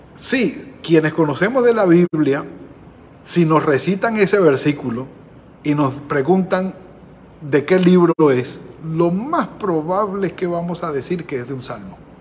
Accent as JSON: {"language": "Spanish", "country": "Venezuela", "tie": "born or raised there", "moved": "yes", "said": "en el pueblo donde nacimos, allí en Venezuela"}